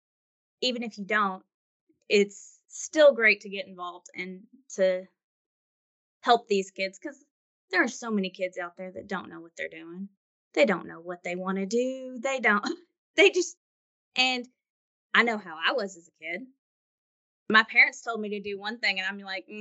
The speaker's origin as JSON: {"language": "English", "town": "Owensboro", "region": "Kentucky", "country": "United States", "moved": "yes", "said": "I'm from Owensboro, Kentucky, back in Western Kentucky"}